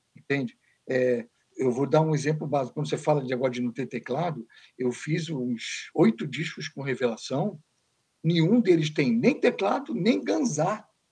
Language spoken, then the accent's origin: Portuguese; Niterói, Rio de Janeiro, Brazil; Eu sou de Niterói, sou Papa Goiaba